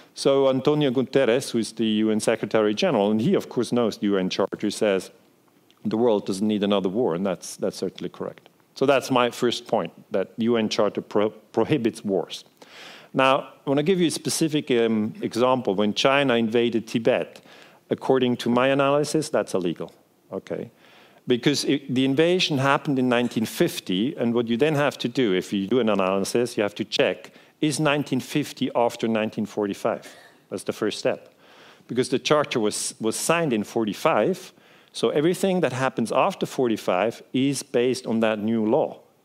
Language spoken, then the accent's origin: English; Switzerland; first language Swiss German; English is a second language; I'm from Switzerland, um, so my native language is uh, Swiss German